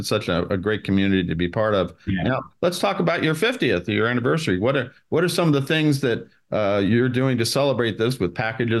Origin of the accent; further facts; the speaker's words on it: Switzerland; moved away; I grew up in Switzerland, so I know a little bit about skiing.